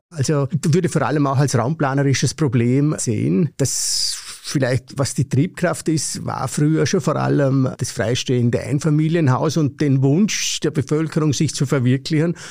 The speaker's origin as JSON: {"language": "German", "region": "Vorarlberg", "country": "Austria", "said": "ich komme aus dem Vorarlbergerischen, hört man wahrscheinlich auch"}